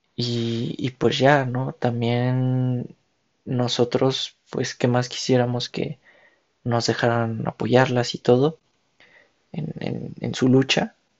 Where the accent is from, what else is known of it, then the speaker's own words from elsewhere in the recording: Mexico; como ciudadanos, como mexicanos, como hermanos, hijos de la misma patria